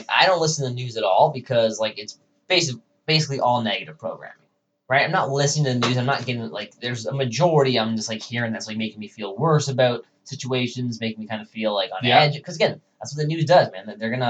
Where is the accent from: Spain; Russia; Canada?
Canada; Toronto, Ontario; she's like, where are you from? I'm like, Toronto.